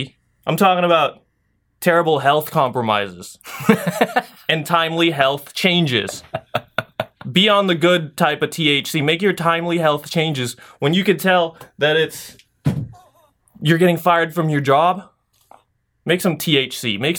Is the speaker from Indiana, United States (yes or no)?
no; San Diego, California, United States; I came from San Diego, so there was a ton of different, like, it's super easy to get your license there.